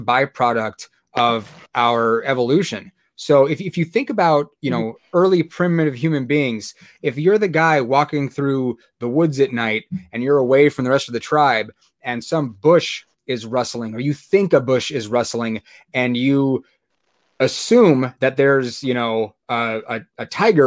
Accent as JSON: {"language": "English", "town": "San Diego", "region": "California", "country": "United States", "tie": "born or raised there", "said": "I grew up in San Diego"}